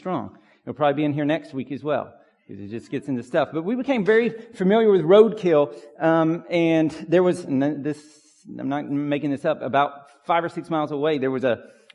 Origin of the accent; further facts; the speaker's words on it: Pine Log, Georgia, United States; When I was a kid growing up in Pine Log, we did not have an address that had numbers